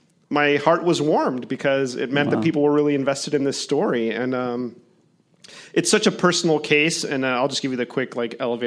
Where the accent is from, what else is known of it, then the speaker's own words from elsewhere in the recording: Miami, Florida, United States; my hometown of Miami